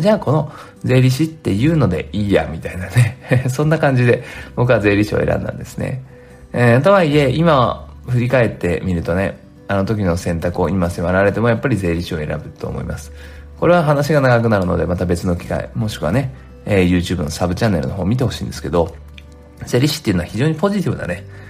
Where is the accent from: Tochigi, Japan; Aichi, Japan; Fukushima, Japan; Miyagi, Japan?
Aichi, Japan; Nagoya; moved away as an adult; also born or lived in Tokyo; 僕は名古屋出身